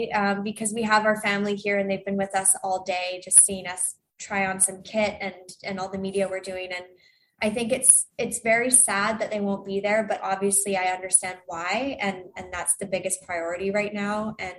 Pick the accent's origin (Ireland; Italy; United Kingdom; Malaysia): United Kingdom; England; accent: Canadian; And I grew up skating, despite my accent, the Canadian accent, I grew up skating in England.